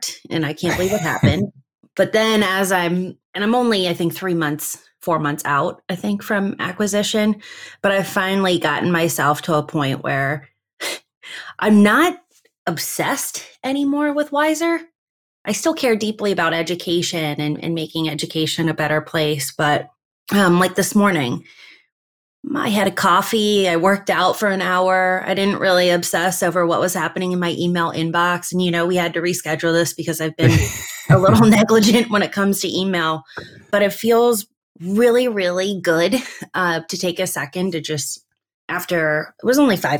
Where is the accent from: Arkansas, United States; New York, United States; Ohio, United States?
Ohio, United States; between Akron and Canton, Northeast; now in Cleveland, United States; I was born in Northeast Ohio between Akron and Canton